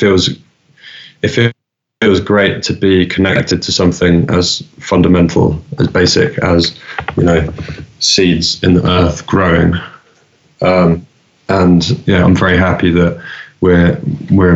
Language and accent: English; London, United Kingdom; I grew up in London